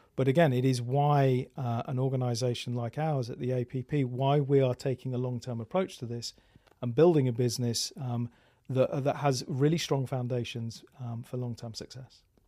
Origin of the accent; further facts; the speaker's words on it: England, United Kingdom; now in Austin, United States; I'm British living in Austin